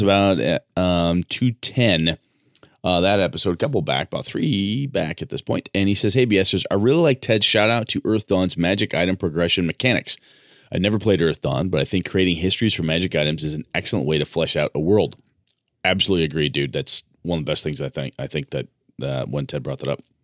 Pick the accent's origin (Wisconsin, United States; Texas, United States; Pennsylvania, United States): Wisconsin, United States; Wausau; my hometown of Wausau, Wisconsin